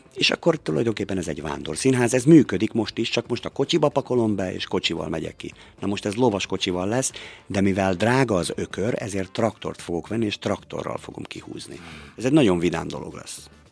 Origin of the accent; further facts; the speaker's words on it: Balassagyarmat, Nógrád, Hungary; now in Békéscsaba, Hungary; Én Palóc vagyok, én Balasa gyarmaton születtem